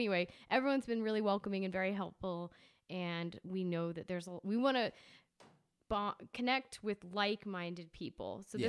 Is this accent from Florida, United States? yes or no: yes; St. Cloud, Florida, United States; also born or lived in New York / Athens, Georgia; I'm from St. Cloud, Florida, a place you probably never heard of.